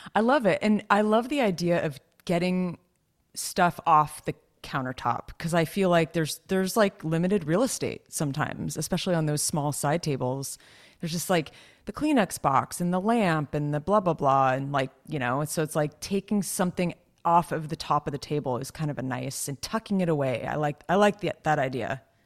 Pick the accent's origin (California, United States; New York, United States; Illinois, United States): California, United States; you and I were both born and raised in Cali, so we're Cali girls